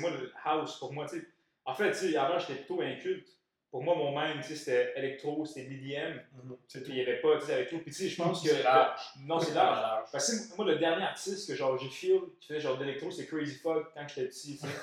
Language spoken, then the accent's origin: French; Montreal, Quebec, Canada; étant né au Québec, tu sais, je sais pas si tu connais bien le hood de Chaga Maisonneuve, ouais. ouais, ouais ben, tu sais, j'ai grandi avec du monde québécois